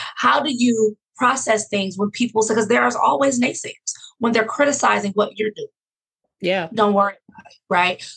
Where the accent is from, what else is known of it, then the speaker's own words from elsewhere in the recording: Oakland, California, United States; also born or lived in Fresno, California / Los Angeles, California; I grew up in Oakland, California